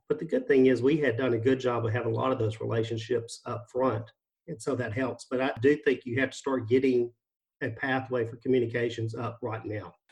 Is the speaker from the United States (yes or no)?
yes; Mississippi, United States; moved away as an adult; now in Florida, United States; our state of Mississippi my home state, I should say, and now my, Florida, my home state